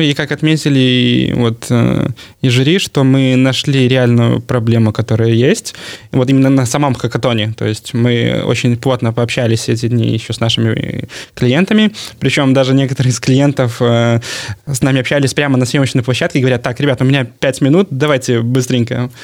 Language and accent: Russian; Belarus; я вот с Беларуси, у меня там продакшн